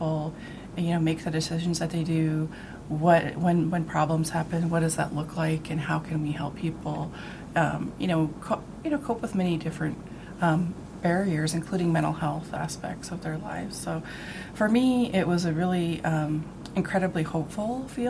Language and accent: English; Blackfeet Reservation, Montana, United States; I grew up on the Blackfeet Reservation just outside of Glacier National Park